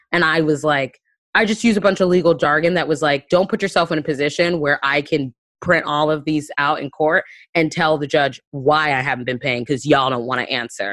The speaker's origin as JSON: {"language": "English", "town": "Panama City", "region": "Florida", "country": "United States", "said": "I'm from the Florida Panhandle, which is Lower Alabama, Lower K K K taint. Like, it's, that's what it is. I'm from Panama City"}